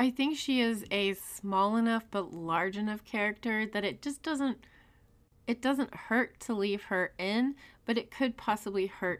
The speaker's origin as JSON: {"language": "English", "country": "United States", "said": "I'm an American."}